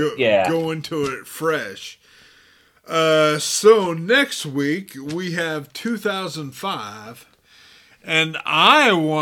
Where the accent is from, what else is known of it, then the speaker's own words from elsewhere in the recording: Garland, Texas, United States; I grew up in Garland.